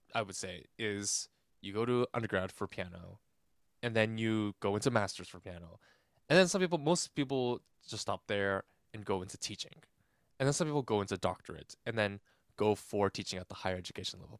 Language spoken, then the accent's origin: English; Irvine, California, United States; also born or lived in Granada Hills, Los Angeles; I was born in Granada Hills originally, but I spent most of my formative years in Irvine, California